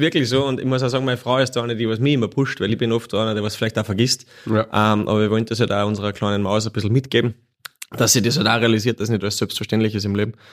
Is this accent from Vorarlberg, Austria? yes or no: no; Wagrain, Salzburg, Austria; now in Salzburg, Austria; gebürtig aus Wagrein und aber schon seit 20 Jahren in der Stadt Salzburg